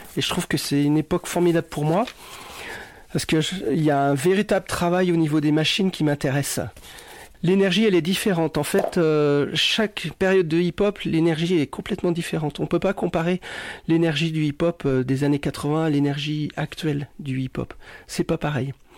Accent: Cholet, Pays de la Loire, France; moved away; also born or lived in Annecy / Grenoble; je suis né à Cholet, où j'ai commencé à écouter mes premières radios

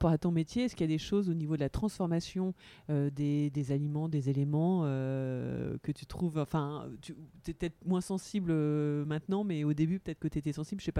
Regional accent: Paris, Île-de-France, France; même en tant que parisienne.

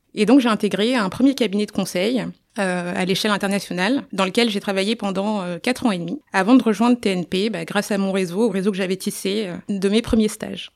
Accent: Niger; je suis née au Niger

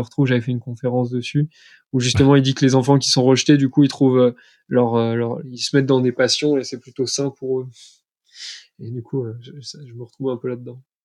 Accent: Montpellier, Occitania, France; moved away; also born or lived in Troyes; je viens de Troyes à la base, mais j'ai fait mon enfance à Montpellier.

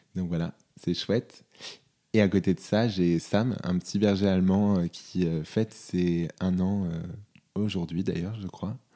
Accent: North Isère, Auvergne-Rhône-Alpes, France; also born or lived in Lyon; j'ai grandi dans le Nord-Isère, à une demi-heure de Lyon

